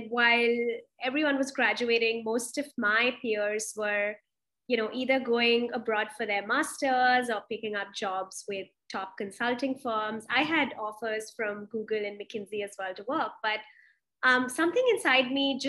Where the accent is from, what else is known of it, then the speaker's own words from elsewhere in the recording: Delhi, India; moved away; also born or lived in Mumbai / Pune; in Delhi. I'm originally from there, but I've also been in Bombay, Pune.